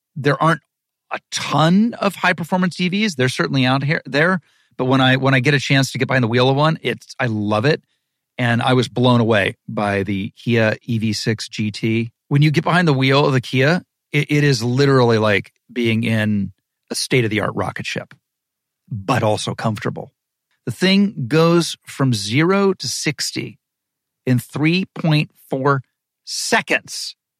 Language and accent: English; Ohio, United States; I'm from Ohio